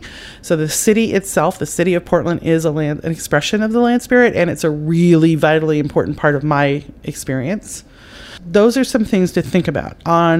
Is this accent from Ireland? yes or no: yes; Ireland; I know, it's not just because I'm Irish.